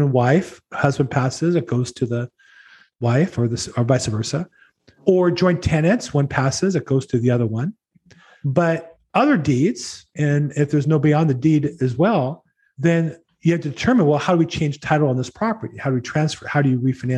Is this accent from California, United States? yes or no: yes; La Habra, California, United States; also born or lived in Los Angeles County, California / Florida; I grew up in La Habra.